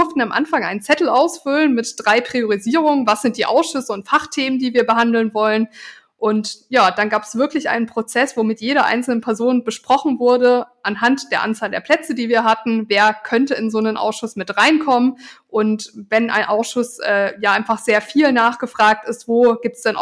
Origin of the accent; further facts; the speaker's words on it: Karlsruhe, Baden-Württemberg, Germany; Also ich, ich komme einfach aus Karlsruhe, ich bin hier verwurzelt.